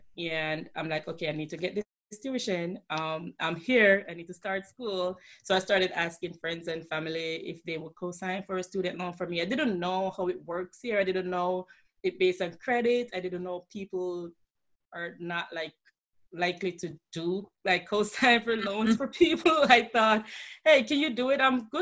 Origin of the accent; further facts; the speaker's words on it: Jamaica; accent: Jamaican; moved away as an adult; now in Niagara Falls, United States; I'm originally from Jamaica, and I currently live in Niagara Falls, New York.